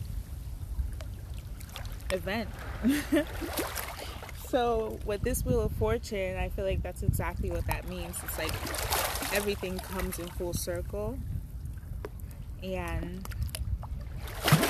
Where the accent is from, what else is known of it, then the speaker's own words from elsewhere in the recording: Nigeria; moved away; I'm Nigerian